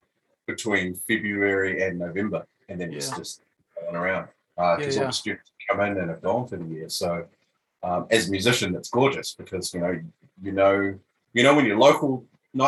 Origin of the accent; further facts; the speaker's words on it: Dunedin, Otago, New Zealand; now in Melbourne, Australia; I was born and raised in Dunedin, actually.